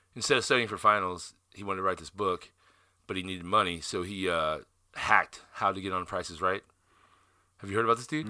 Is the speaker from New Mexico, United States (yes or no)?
no; Southern Illinois, United States; moved away; also born or lived in South Dakota; I grew up in Southern Illinois in a town of 500 people.